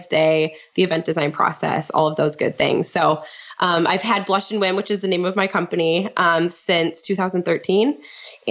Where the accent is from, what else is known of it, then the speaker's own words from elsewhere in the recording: St. Croix Falls, Wisconsin, United States; my hometown in St. Croix Falls, Wisconsin